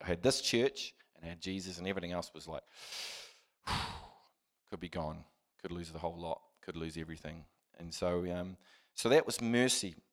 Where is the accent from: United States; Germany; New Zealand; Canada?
New Zealand; Christchurch, Canterbury; I was, uh, born and raised in Christchurch